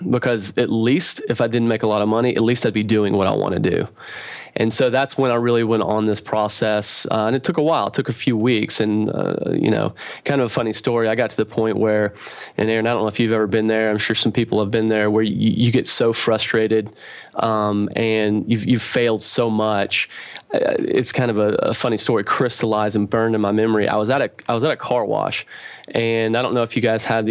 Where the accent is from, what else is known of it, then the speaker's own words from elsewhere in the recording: Knoxville, Tennessee, United States; I'm from Knoxville, Tennessee.